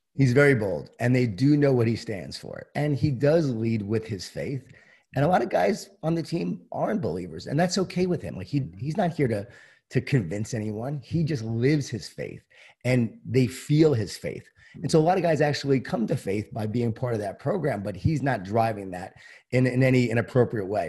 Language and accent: English; Long Island, New York, United States; I grew up in Long Island, New York, in a Jewish Italian family.